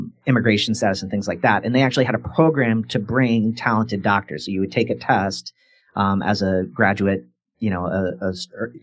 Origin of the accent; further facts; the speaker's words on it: Quincy, Illinois, United States; I grew up in Quincy, Illinois